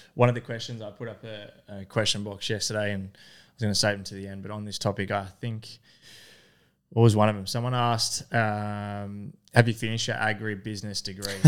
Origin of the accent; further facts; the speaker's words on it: Horsham, Victoria, Australia; I grew up in Horsham in Country Victoria